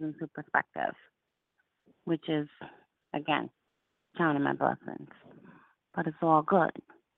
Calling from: Albany, New York, United States; I'm calling from Albany, New York.

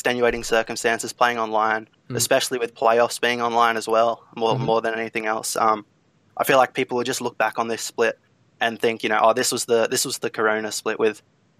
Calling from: Australia; I'm from Australia.

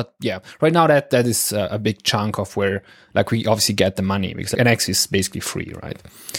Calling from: northern Italy, Italy; As you said, like … I'm calling in from Northern Italy.

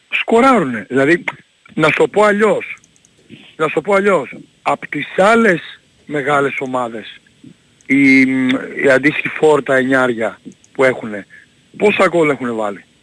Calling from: Central Greece, Greece; από την Εύβοια, τι κάνετε.

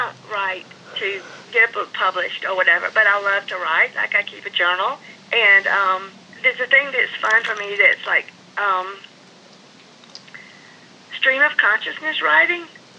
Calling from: Reynolds, Georgia, United States; I'm calling from Reynolds, Georgia.

